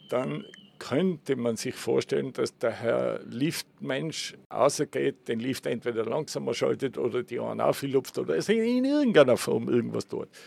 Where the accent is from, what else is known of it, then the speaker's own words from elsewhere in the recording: Innsbruck, Tyrol, Austria; Nein, ich bin Urtiroler äh, bin in Innsbruck aufgewachsen und bin seit Kindesbeinen eigentlich im, im Tourismus